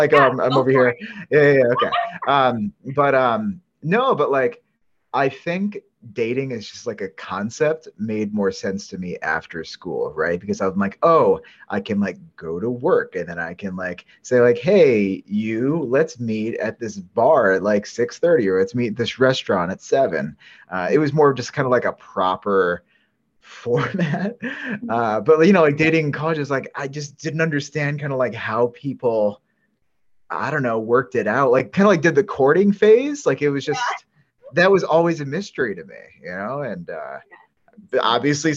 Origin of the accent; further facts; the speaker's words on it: upstate New York, United States; upstate New Yorkers represent